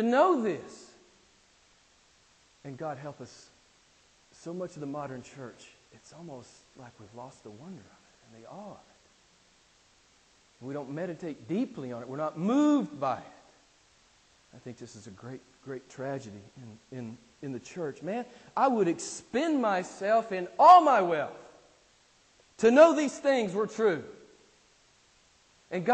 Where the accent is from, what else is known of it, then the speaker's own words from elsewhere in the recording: United States; I'm from America